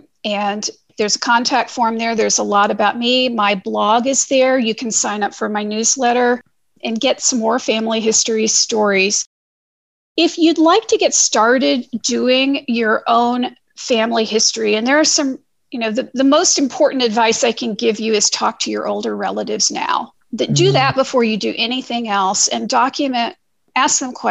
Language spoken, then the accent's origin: English; Missouri, United States; now in Ohio, United States; And I'm from Missouri and I live in Ohio